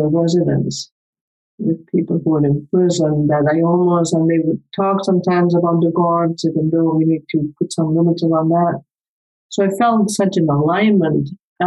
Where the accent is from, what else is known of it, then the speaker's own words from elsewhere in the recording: Spain; English is a second language; moved away as an adult; I grew up in Spain. I came here when I was 25. So even English is not my first language, as you can tell.